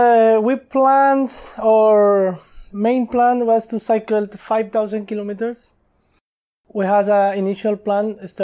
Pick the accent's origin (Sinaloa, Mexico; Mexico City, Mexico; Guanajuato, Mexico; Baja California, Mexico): Baja California, Mexico; Ensenada; English is a second language; I'm from Mexico, from Baja, California.